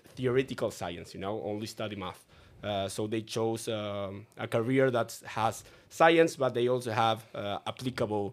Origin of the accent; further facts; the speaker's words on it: Uruguay; I, I lived my, my entire life in, in Uruguay